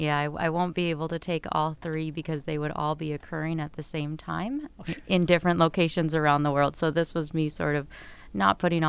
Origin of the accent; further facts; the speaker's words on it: California, United States; moved away as an adult; now in Minnesota, United States; I'm actually from California